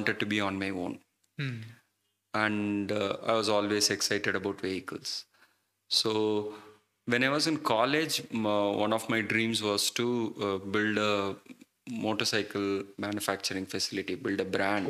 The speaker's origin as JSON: {"language": "English", "town": "Chennai", "region": "Tamil Nadu", "country": "India", "tie": "born or raised there", "moved": "yes", "lives_now": "Hyderabad, India", "said": "I grew up in Chennai"}